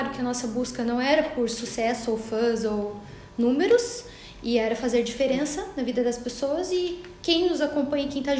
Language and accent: Portuguese; Fortaleza, Ceará, Brazil; E eu vim lá de Fortaleza para conhecer o café de vocês.